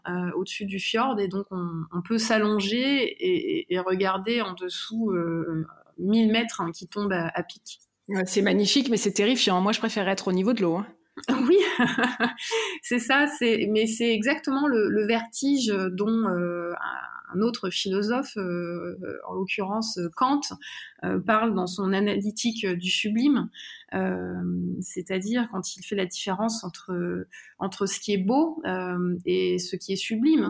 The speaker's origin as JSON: {"language": "French", "area": "Drôme", "region": "Auvergne-Rhône-Alpes", "country": "France", "tie": "born or raised there", "said": "j'ai grandi dans la Drôme, euh, alors au pied d'une montagne aussi, le Vercors"}